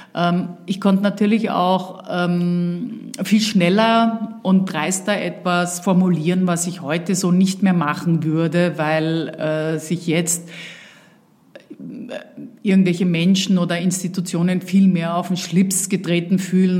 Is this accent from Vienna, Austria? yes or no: yes; Vienna, Austria; moved away; also born or lived in Uckermark, Germany; dass ich natürlich in Wien aufgewachsen bin und hier meine Kindheit und Jugend verbracht habe